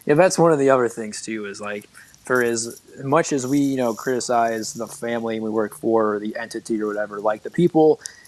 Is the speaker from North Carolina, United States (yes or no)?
no; Maumee, Ohio, United States; also born or lived in South Toledo; now in Toledo, United States; I grew up in Maumee and I lived there forever